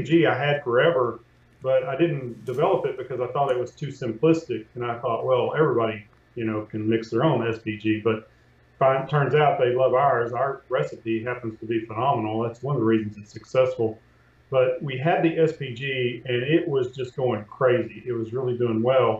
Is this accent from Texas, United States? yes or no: yes; East Texas, United States; I grew up in East Texas, and we had pork ribs